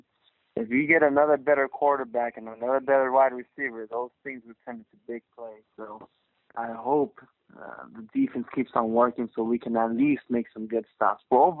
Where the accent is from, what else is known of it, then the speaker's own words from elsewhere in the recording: Carson, California, United States; I call myself the … because I'm from Carson